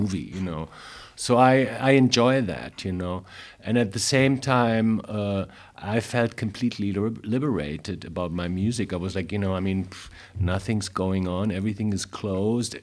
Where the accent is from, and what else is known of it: Frankfurt, Hesse, Germany; born or raised there; English is a second language; moved away as an adult; also born or lived in New York